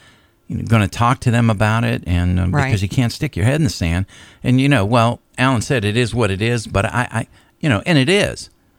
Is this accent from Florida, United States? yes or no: yes; Florida, United States; Okay, my home state, yeah.